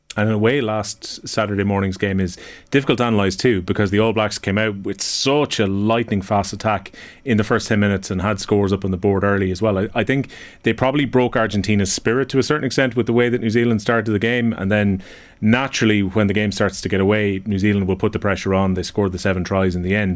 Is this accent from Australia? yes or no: no; Ireland; as an Irishman